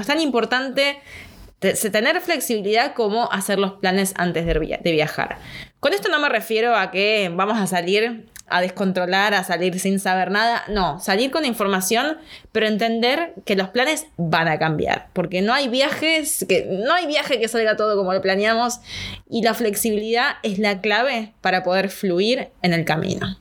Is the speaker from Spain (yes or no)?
no; Argentina; acá como en Argentina